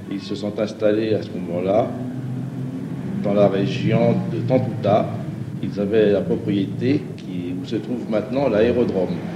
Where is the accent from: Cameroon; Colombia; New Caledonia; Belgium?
New Caledonia; Nouméa, South Province; Mon grand-père était né à Évreux et je suis né à Nouméa 100 ans après.